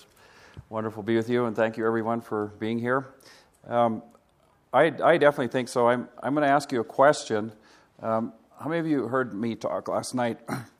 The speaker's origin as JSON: {"language": "English", "region": "Kilimanjaro", "country": "Tanzania", "tie": "born or raised there", "also_born_or_lived": "Africa", "said": "And I grew up in Africa for 15 years, and my father started a hospital on the slopes of Kilimanjaro."}